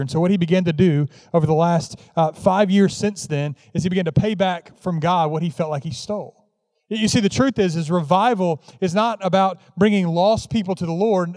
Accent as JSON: {"language": "English", "town": "Carrollton", "region": "Georgia", "country": "United States", "tie": "born or raised there", "also_born_or_lived": "Memphis, Tennessee", "moved": "yes", "said": "Carrollton, Georgia is where I grew up"}